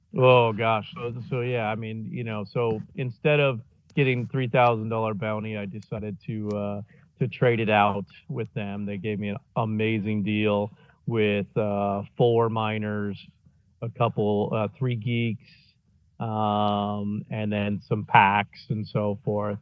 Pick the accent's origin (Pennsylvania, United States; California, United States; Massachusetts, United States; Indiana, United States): Indiana, United States; moved away; I grew up in Indiana mainly.